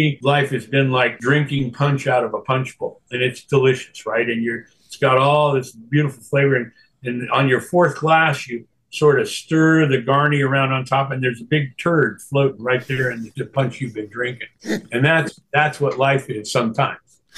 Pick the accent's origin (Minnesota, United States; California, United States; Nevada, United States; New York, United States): California, United States; Northern; I grew up in Northern California, so California wasn't that odd to me.